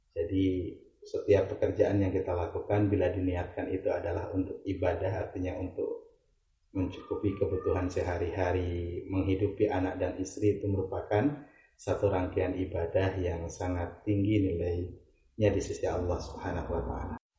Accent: Ciamis, West Java, Indonesia; now in Bantul, Indonesia; saya lahir di Ciamis, 10 Jenis 1983. Uh, tempat tinggal di Selandakan Bantul, Yogyakarta

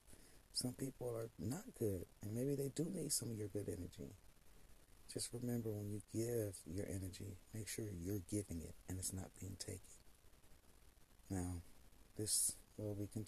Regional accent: United States; I was born here in the United States

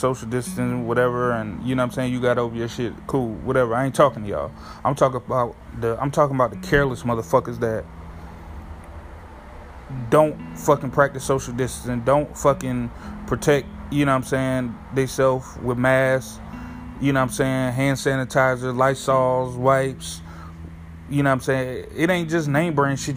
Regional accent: New Haven, Connecticut, United States; moved away; my home state of New Haven, Connecticut, or whatever. My hometown

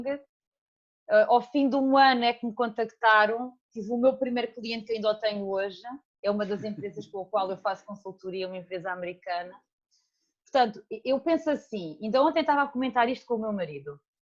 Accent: Alentejo, Portugal; moved away as an adult; also born or lived in Portalegre; now in Seixal, Portugal; saí do Alentejo, estou aqui há oito anos, talvez

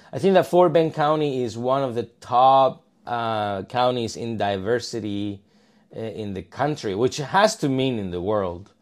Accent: Malaga, Andalusia, Spain; moved away as an adult; also born or lived in Palma de Mallorca, Spain; now in Katy, United States; I'm originally from Spain. Uh, I grew up in Malaga, which is southern Spain. I was born in Palma

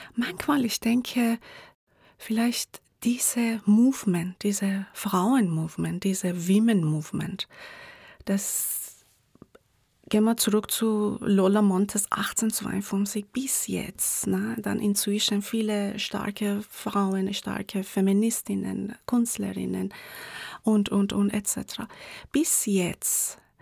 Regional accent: Tehran, Tehran Province, Iran; German is a second language; moved away as an adult; now in Graz, Austria; woher kommst du? Ich sage immer aus dem Iran

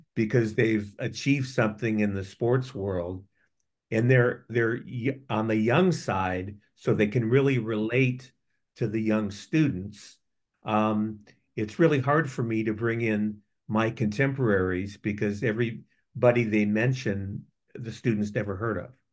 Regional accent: Gary, Indiana, United States; moved away as an adult; also born or lived in New York / Columbus, Ohio; I grew up in Gary, Indiana

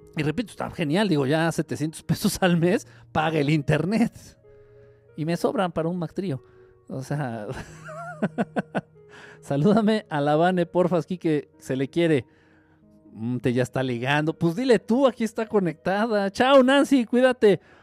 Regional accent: Mexico; siendo mexicano

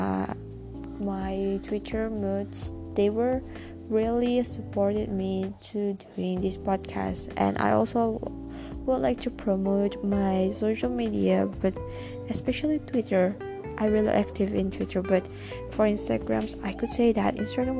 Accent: Indonesia; I'm from Indonesia.

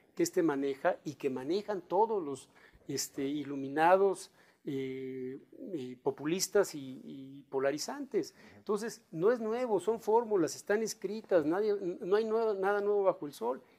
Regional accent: Mexico; aquí hay gente que somos de México, que somos mexicanos, que vamos a seguir viviendo en nuestro país

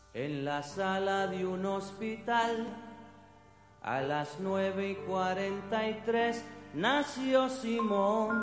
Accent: Jalapa, Guatemala; now in Guatemala City, Guatemala; yo soy de Jalapa

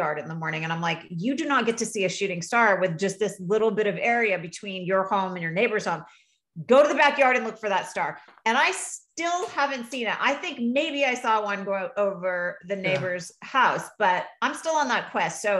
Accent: Vermont, United States; I grew up in Vermont.

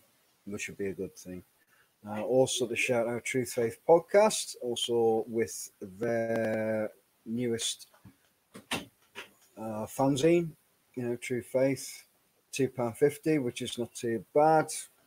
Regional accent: Whitburn, North East England, United Kingdom; also born or lived in Sunderland; I was born in Sunderland. But, you know, I grew up in Whitburn, a little village where we kind of had both

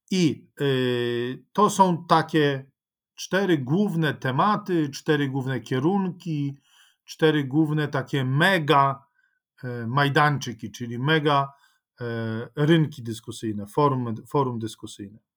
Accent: Ukraine; Dlaczego mam się e, cieszyć, radować tym, co to znaczy, że jestem Ukraińcem?

